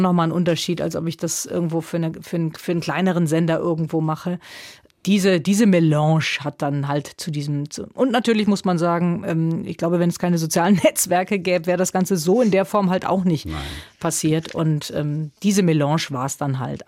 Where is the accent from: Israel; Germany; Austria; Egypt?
Germany; Neunkirchen-Seelscheid, North Rhine-Westphalia; also born or lived in Lisbon; vor Einschulung schon Rheinland, äh, dieses kleine Örtchen Neunkirchen-Seelscheid, das ist dann schon meine Heimat.